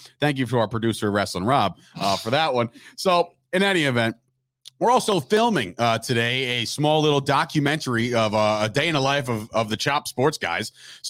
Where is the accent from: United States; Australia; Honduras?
United States; New Jersey; we're two dudes from New Jersey